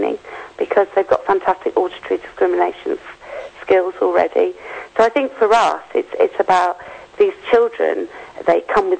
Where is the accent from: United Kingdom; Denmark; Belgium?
United Kingdom; Yorkshire and the Humber; I'm from Yorkshire